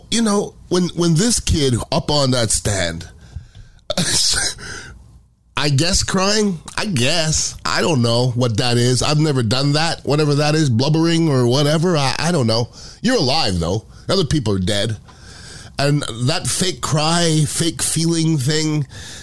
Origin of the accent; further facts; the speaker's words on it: United States; I'm American